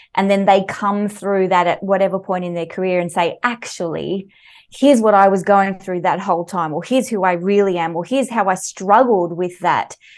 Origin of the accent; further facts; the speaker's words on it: Mornington Peninsula, Victoria, Australia; also born or lived in Sweden; I grew up on the Mornington Peninsula, so there's a lot to love there here in Victoria